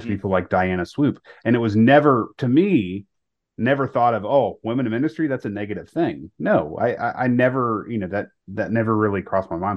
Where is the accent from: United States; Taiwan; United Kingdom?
United States; the South; also born or lived in Charlotte, North Carolina; I was born in the South